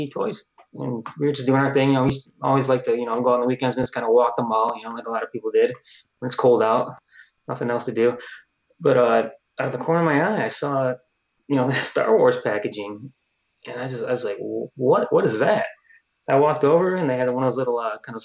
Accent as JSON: {"language": "English", "town": "Detroit", "region": "Michigan", "country": "United States", "moved": "as an adult", "lives_now": "Florida, United States", "said": "we're originally from Michigan, the Detroit area"}